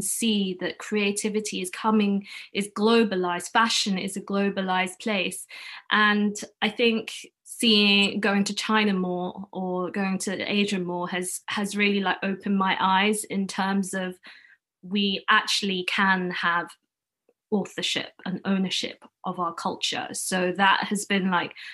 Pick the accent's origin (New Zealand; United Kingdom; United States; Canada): United Kingdom; London; first language Cantonese; English is a second language; So I was born in London, raised in London. I've never lived anywhere else.